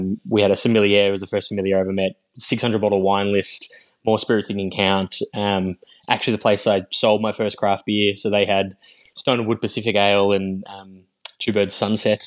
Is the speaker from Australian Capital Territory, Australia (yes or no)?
no; Yarra Valley, Victoria, Australia; I grew up in the Yarra Valley in Victoria